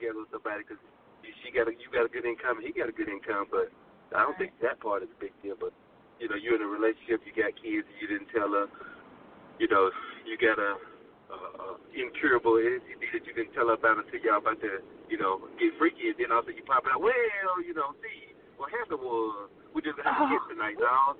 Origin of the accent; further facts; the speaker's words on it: Alabama, United States; that's where I'm from. I'm from Alabama